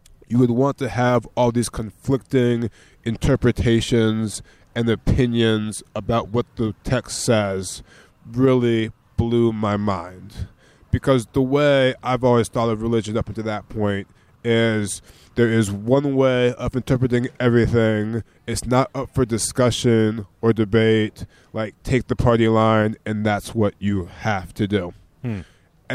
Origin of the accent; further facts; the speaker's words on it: Maryland, United States; moved away as an adult; now in Israel; I grew up in the countryside of Maryland to Christian parents, and I'm African American